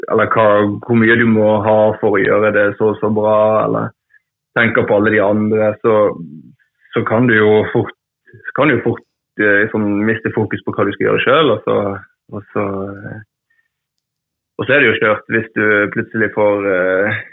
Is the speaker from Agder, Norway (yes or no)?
no; Trengereid, Vestland, Norway; jeg vokste jo opp på, på, på Trengereid, da. En liten, liten plass utenfor, utenfor, Bergen